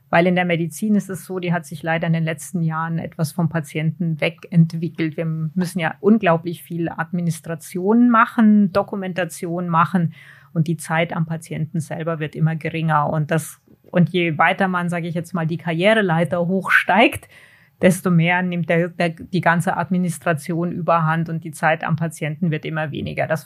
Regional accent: Hanau, Hesse, Germany; Ah, in diesem Fall war das ähm, in, in Hanau. Also ich bin in Deutschland geboren und aufgewachsen.

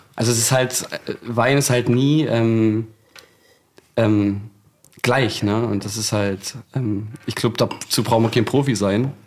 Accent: Scheidungen, Saxony-Anhalt, Germany; in dem Ort, wo ich aufgewachsen bin, das ist ein ganz kleines Kaffburg, Scheidung nennt sich

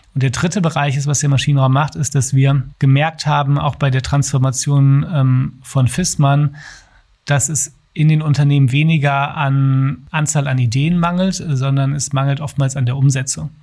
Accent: Duisburg, North Rhine-Westphalia, Germany; now in Berlin, Germany; Komme ursprünglich aus Duisburg, bin dort aufgewachsen

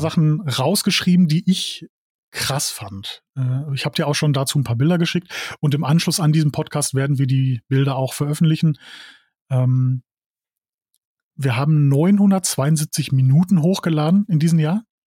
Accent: Dorsten, North Rhine-Westphalia, Germany; ich komme aus Dorsten

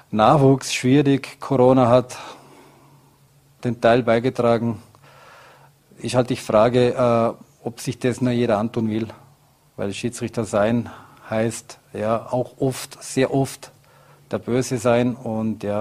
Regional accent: Vorarlberg, Austria; als Vorarlberger sitzt man sehr, sehr, sehr viel im Zug und die Reisen sind weit und lang.

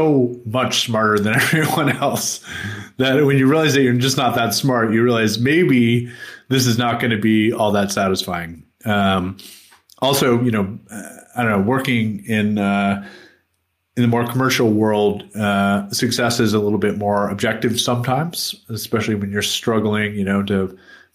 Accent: United States; moved away; I grew up in the United States

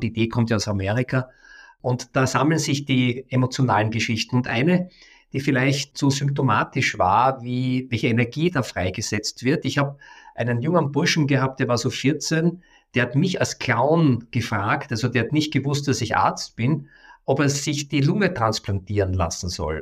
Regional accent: Vienna, Austria; ich komme aus Wien, das ist meine Heimatstadt

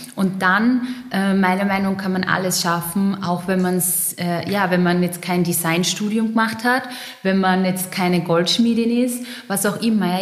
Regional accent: Pöllauer Tal, East Styria, Austria; moved away as an adult; now in Vienna, Austria; ich bin geboren in der Steiermark, ähm, im Pellauer Tal. Da redet man ein bisschen anders als ich jetzt gerade, aber alle, die die Oststeiermark kennen

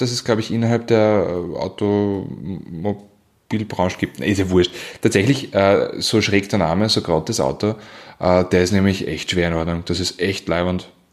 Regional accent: Weinviertel, Lower Austria, Austria; ich komme ja aus dem Weinviertel

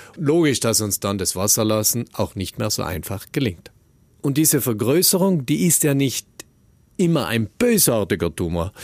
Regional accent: South Tyrol, Trentino-Alto Adige, Italy; wir Südtiroler

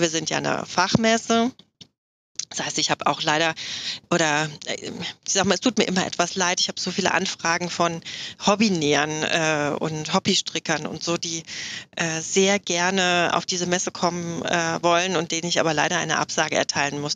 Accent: Hochstadt, Hesse, Germany; also born or lived in Offenbach am Main; now in Ruhr area, Germany; ursprünglich komme ich aus der Nähe von Frankfurt

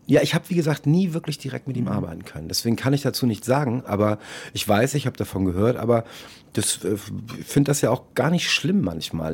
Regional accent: St. Georg, Hamburg, Germany; also born or lived in Munich; St. Georg war damals ein, wirklich ein fast reines Ausländerviertel, da haben kaum deutsche Kids gewohnt

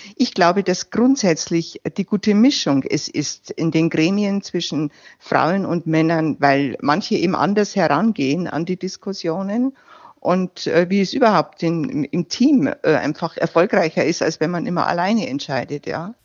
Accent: Landkreis Regen, Bavarian Forest, Germany; zu Hause in meiner Heimat, äh, als ich als CSU-Kreisvorsitzende äh, kandidierte

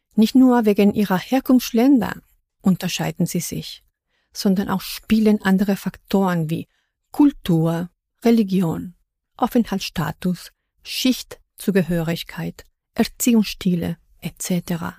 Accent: Mexico; first language Spanish; German is a second language; now in Berlin, Germany; wo ich herkomme aus Mexiko

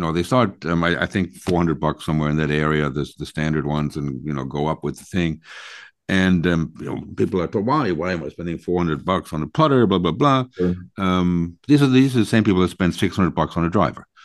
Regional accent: Long Island, New York, United States; I grew up playing in Long Island on a links course

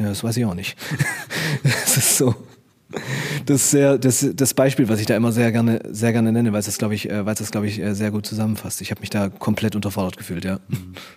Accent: Stuttgart, Baden-Württemberg, Germany; ich komme aus Stuttgart

